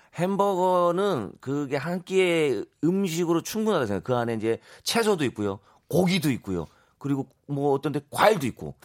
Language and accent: Korean; Gyeongsang, South Korea; 저랑 제 와이프가 이제 경상도거든요.